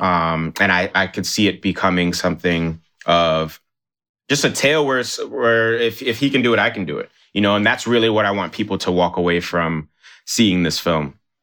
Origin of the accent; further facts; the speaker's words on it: New York City, New York, United States; also born or lived in Nigeria; me growing up in New York City